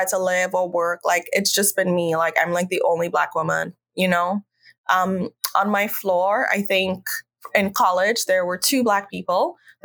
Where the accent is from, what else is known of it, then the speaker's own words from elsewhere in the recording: Trinidad & Tobago; moved away as an adult; also born or lived in Boston, United States / San Francisco, United States; now in United States; I grew up in Trinidad